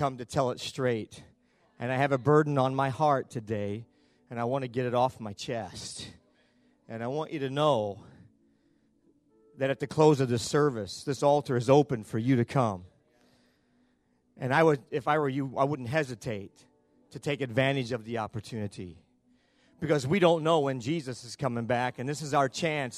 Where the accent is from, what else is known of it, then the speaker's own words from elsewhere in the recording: the North, United States; now in Bowling Green, United States; I'm from the North. We're both Yankees